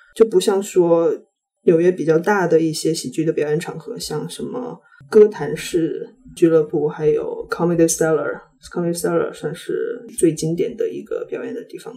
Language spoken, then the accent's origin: Chinese; China; first language Chinese; moved away as an adult; also born or lived in United States; now in New York, United States; 所以我现在身在美国，我对国内就是可能就是大家每天想的、每天讨论的、每天关心的东西，可能没有那么了解。